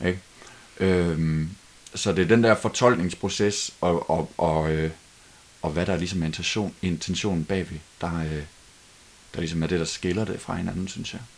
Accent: Denmark; os som danskere

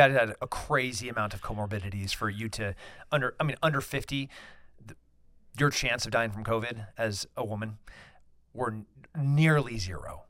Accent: United States; as an American, as a libertarian

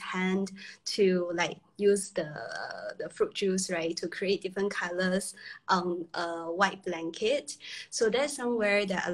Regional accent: China; now in Singapore; originally I was from China.

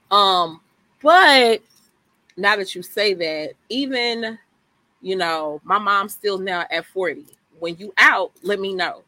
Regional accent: Houston, Texas, United States; born and raised in Sunnyside, graduated from Ebony Worthing

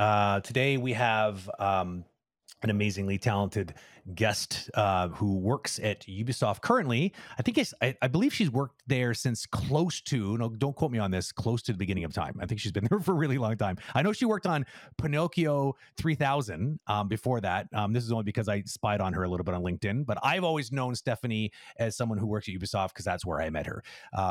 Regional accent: England, United Kingdom; it feels weird even saying it out loud, even though I'm English.

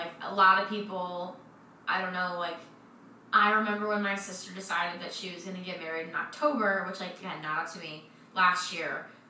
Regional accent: Maryland, United States; because I'm from Maryland and my college was in Maryland

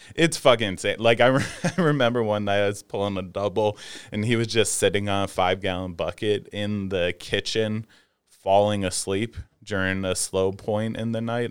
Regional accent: outside of Philadelphia, Pennsylvania, United States; I grew up right outside of Philadelphia.

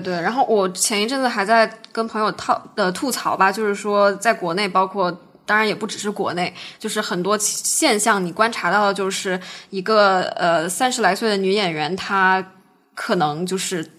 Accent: China; now in United States; 我们中国人

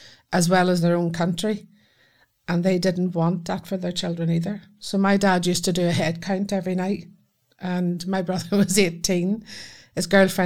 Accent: Belfast, Northern Ireland, United Kingdom; moved away as an adult; now in Scotland, United Kingdom; I was born in Belfast. And then I came to Scotland 35 years ago.

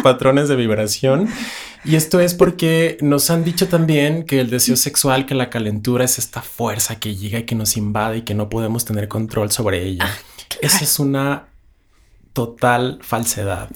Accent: Ciudad Juárez, Chihuahua, Mexico; moved away as an adult; now in Mexico City, Mexico; yo soy de Ciudad Juárez, Chihuahua, la frontera más fabulosa y bella del mundo

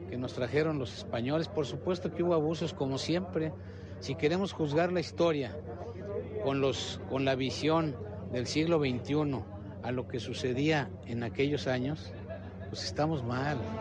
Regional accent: Mexico; lo que hoy somos los mexicanos

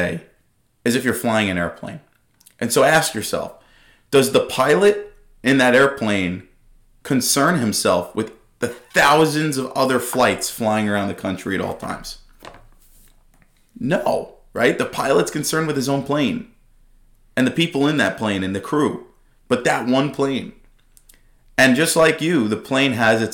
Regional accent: Dix Hills, New York, United States; I'm from Long Island, born and raised from Dix Hills

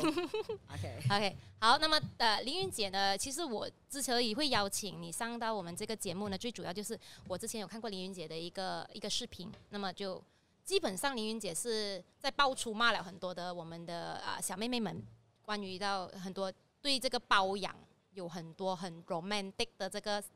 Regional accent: Ipoh, Perak, Malaysia; 我来自医保嘛

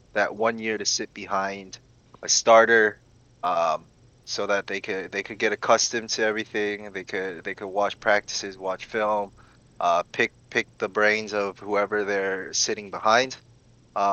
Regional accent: Georgia, United States; I was raised here in Georgia, went to college at UGA

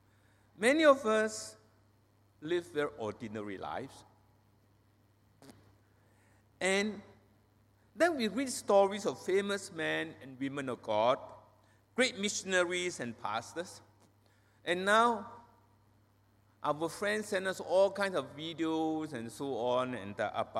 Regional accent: Penang, Malaysia; I was not born and bred in Penang. I came to Penang, Malaysia, when I was 8 years old, a long, long time ago.

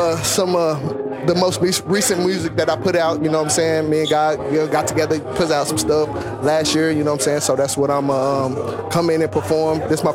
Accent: Dallas, Texas, United States; also born or lived in Gary, Indiana; I'm from Gary, Indiana, but I was raised down here in Dallas.

